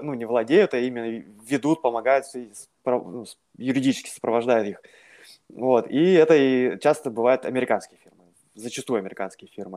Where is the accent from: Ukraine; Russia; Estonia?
Russia; Siberia; moved away as an adult; also born or lived in Tomsk, Russia / Moscow, Russia; now in London, United Kingdom; я оригинали э, из Сибири, где, собственно, родился, вырос, э, закончил школу